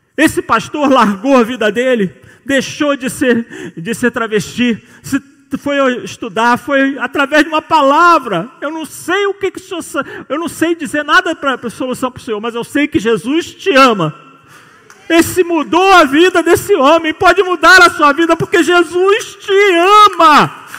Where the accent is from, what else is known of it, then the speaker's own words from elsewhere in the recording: Rio de Janeiro, Brazil; Como bom carioca